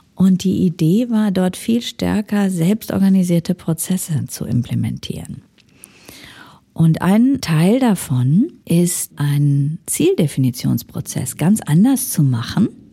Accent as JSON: {"language": "German", "area": "Ruhr area", "region": "North Rhine-Westphalia", "country": "Germany", "tie": "born or raised there", "moved": "as an adult", "lives_now": "Switzerland", "said": "ich komme aus dem Ruhrgebiet und bin so sozialisiert"}